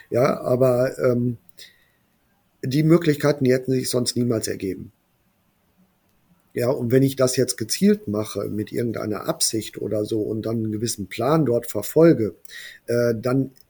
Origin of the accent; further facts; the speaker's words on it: Brilon, North Rhine-Westphalia, Germany; ich habe dann aber gewechselt in meine Heimatstadt, hier nach Brilon. Und ähm, ja, es ist ein kleiner Ort